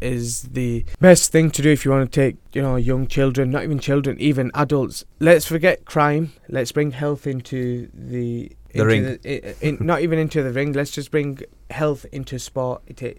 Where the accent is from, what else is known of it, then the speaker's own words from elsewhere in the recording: Rochdale, North West England, United Kingdom; Yeah. Best town in the world.